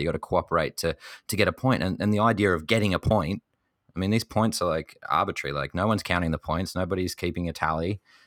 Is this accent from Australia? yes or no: yes; Tasmania, Australia; my home state of Tasmania